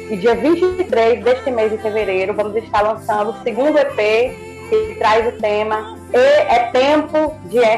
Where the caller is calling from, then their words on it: Juazeiro, Bahia, Brazil; Eu tenho 28 anos e eu falo aqui da cidade de Juazeiro, Bahia.